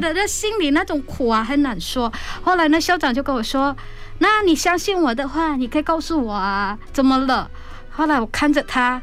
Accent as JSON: {"language": "Chinese", "country": "Indonesia", "tie": "born or raised there", "accent": "Hakka-accented Chinese", "second_language": "Chinese", "moved": "as an adult", "lives_now": "Taiwan", "said": "我明明出生在印尼，结果走了一圈"}